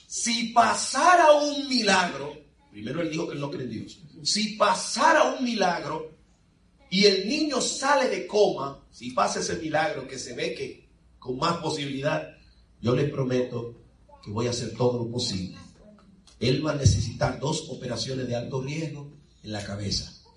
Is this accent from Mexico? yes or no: no; Dominican Republic; moved away; en mi país, República Dominicana